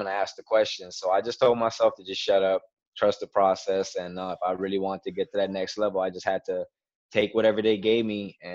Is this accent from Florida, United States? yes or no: yes; Miami, Florida, United States; now in Broward County, United States; I was born and raised in Miami, Florida